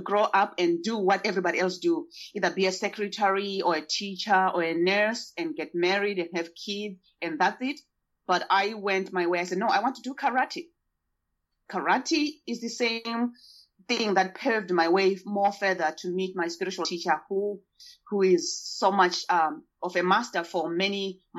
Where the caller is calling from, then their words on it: Portland, Oregon, United States; also born or lived in Zimbabwe; I'm speaking from Portland, Oregon. I am your neighbor.